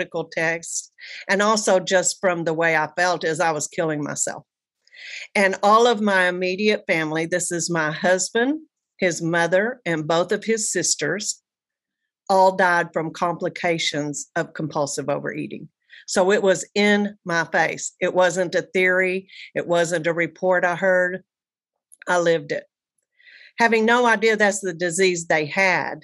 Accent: Amarillo, Texas, United States; moved away as an adult; now in Bay Area, United States; from Amarillo, Texas, now living in the paradise of the Bay Area of California

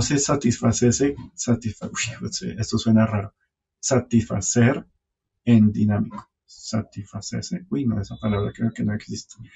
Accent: Caribbean coast, Colombia; yo soy del norte de Colombia y allá todo es fiesta

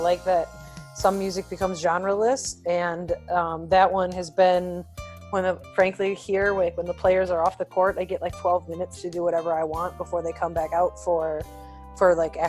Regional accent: Milwaukee, Wisconsin, United States; I got to go with my hometown. I'll be very candid. I love Milwaukee.

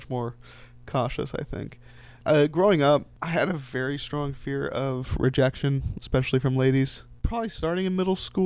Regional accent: Orlando, Florida, United States; I was born and raised in Orlando, Florida.

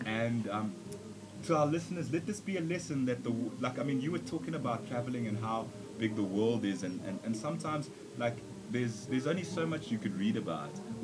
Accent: South Africa; also born or lived in Zambia; I'm from Zambia and uh, like South Africa is my home. I've grown up here, made friends here, everything.

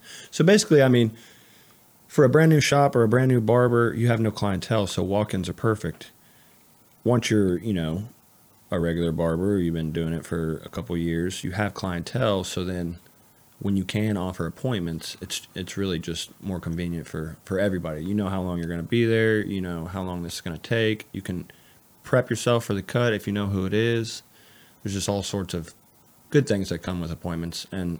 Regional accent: Canton, United States; I grew up in Canton.

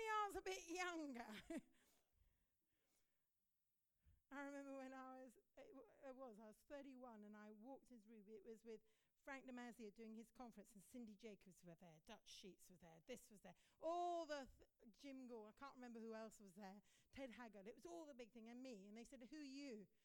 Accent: India; We grew up in India together, we were boarding school together.

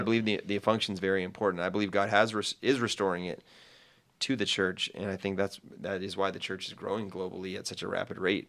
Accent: United States; as an American

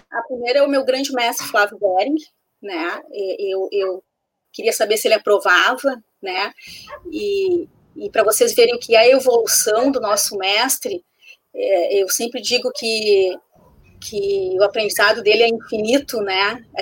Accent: Porto Alegre, Rio Grande do Sul, Brazil; imagina a gente está no Sul, a gente é de Porto Alegre.

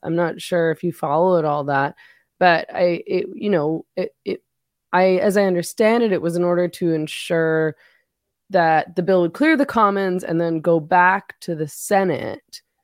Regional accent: Canada; as a Canadian

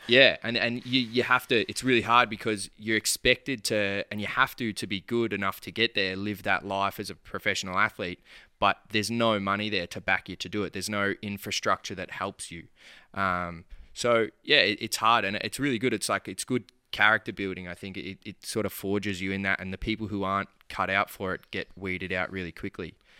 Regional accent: Bacchus Marsh, Victoria, Australia; I'm from Bacchus Marsh

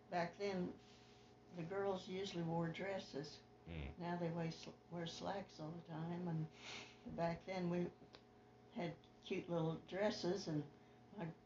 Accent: Sedalia, Missouri, United States; I grew up in Sedalia, Missouri.

